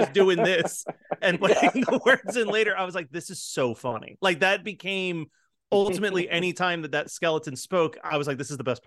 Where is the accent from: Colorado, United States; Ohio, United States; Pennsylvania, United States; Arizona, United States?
Pennsylvania, United States; Philadelphia; I'm from Philly